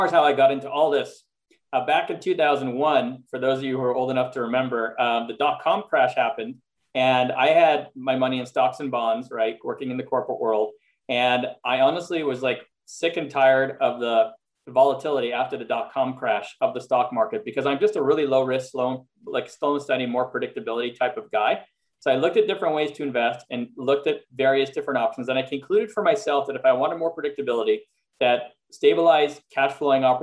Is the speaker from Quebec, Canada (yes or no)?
yes; Montreal, Quebec, Canada; moved away as an adult; also born or lived in Philadelphia, United States; now in Los Angeles, United States; I'm actually originally from Montreal, Canada. So I spent half my life in Montreal, which is where I was born and grew up